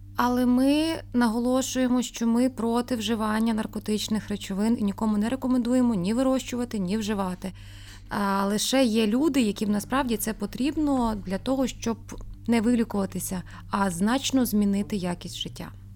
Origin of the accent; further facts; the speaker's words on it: Rivne, Rivne Oblast, Ukraine; ми рівняни